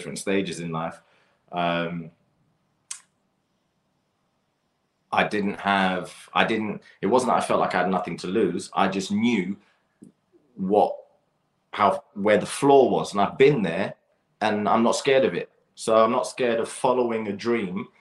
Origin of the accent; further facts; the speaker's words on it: London, United Kingdom; I grew up playing football in Battersea Park and around Clapham Common as well